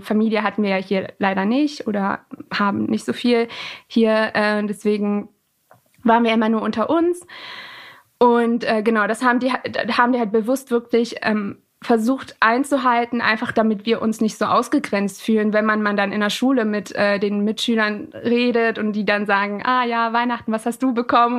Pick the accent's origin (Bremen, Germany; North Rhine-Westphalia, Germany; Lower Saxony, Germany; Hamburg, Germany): Lower Saxony, Germany; Alfeld; born or raised there; first language Persian; moved away as an adult; now in Göttingen, Germany